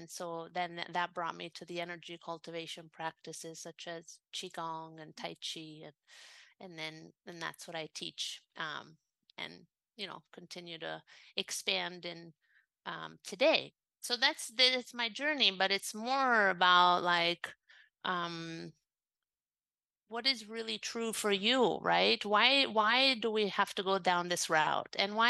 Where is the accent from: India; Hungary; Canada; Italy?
Italy; I was brought up in Italy, but, you know, my mom was from the States. I grew up learning Latin and Greek and philosophy.